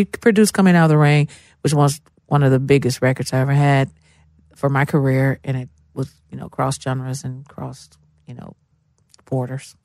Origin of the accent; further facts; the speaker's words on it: Memphis, Tennessee, United States; moved away as an adult; now in Nashville, United States; I grew up, uh, I was born and raised in Memphis, Tennessee.